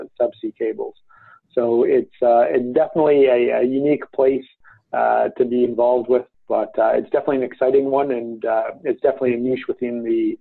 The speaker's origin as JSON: {"language": "English", "town": "Toronto", "region": "Ontario", "country": "Canada", "said": "I'm from Toronto. And so it's the first project that I'm able to do really in my own backyard"}